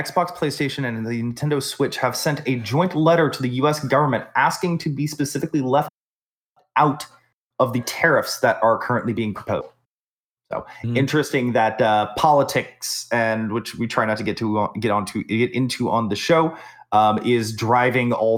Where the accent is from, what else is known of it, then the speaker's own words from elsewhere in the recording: Texas, United States; I'm from Texas